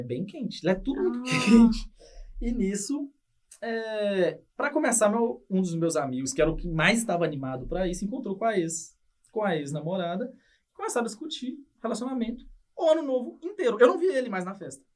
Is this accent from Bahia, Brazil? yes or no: no; Ipatinga, Minas Gerais, Brazil; moved away as an adult; now in Toronto, Canada; eu sou do interior de Minas, de Patinga